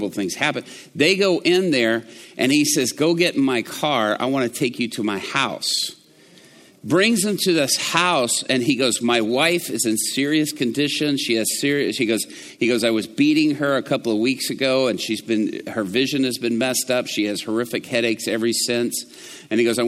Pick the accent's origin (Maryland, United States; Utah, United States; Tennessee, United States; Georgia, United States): Georgia, United States; Atlanta; growing up in Atlanta